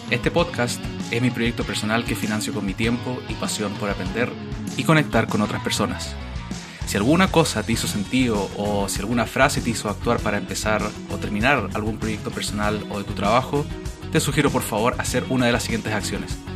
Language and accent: Spanish; Valdivia, Los Ríos, Chile; moved away; yo soy de Valdivia